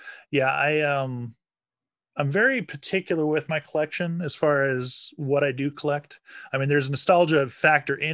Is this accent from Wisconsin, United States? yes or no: yes; Wisconsin, United States; moved away as an adult; now in Seattle area, United States; I'm originally from Wisconsin